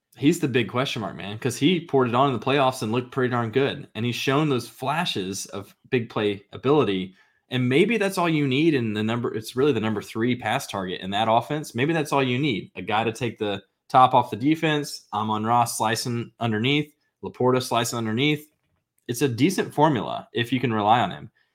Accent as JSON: {"language": "English", "area": "near Highland", "region": "Illinois", "country": "United States", "tie": "born or raised there", "said": "Highland, Illinois, twenty minutes from my hometown. Very small town"}